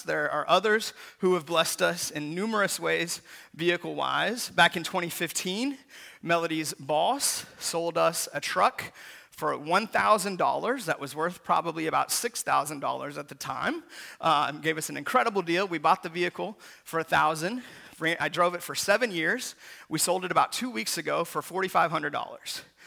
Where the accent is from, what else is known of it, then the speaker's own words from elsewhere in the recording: Seattle, Washington, United States; when I was a kid growing up in Seattle